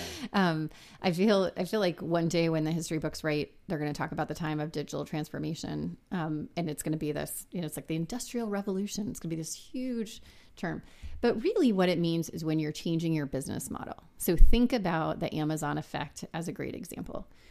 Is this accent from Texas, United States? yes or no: yes; San Antonio, Texas, United States; I'm from South Texas. Um, I grew up in San Antonio